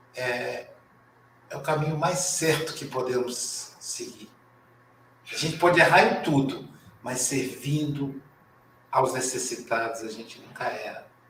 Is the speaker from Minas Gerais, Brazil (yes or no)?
yes; Muriaé, Minas Gerais, Brazil; Muriaé é minha terra natal